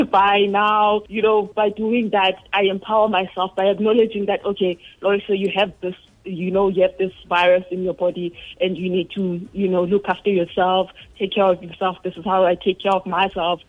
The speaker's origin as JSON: {"language": "English", "region": "Eastern Cape", "country": "South Africa", "tie": "born or raised there", "said": "I was born in Eastern Cape."}